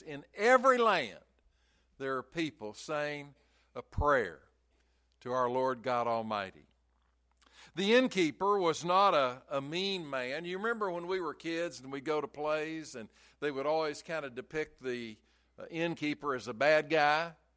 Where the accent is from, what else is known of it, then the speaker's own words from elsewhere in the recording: Chattanooga, Tennessee, United States; I grew up in Chattanooga, and we could see Lookout Mountain and Signal Mountain all the time.